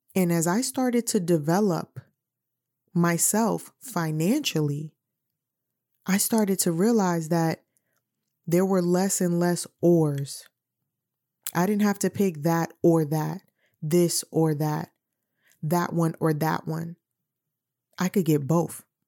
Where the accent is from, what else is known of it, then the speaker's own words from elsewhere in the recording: New York City, New York, United States; now in Virginia, United States; I'm from New York City